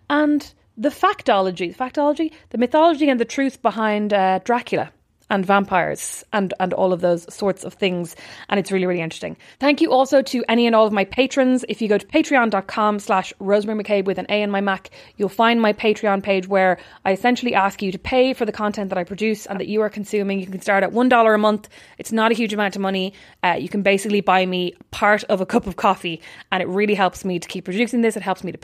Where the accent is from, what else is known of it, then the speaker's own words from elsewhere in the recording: Ireland; I mean, I'm Irish, so I didn't go through the rain